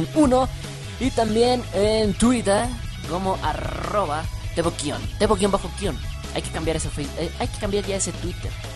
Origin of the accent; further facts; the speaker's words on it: Mexico; De México. Soy de México.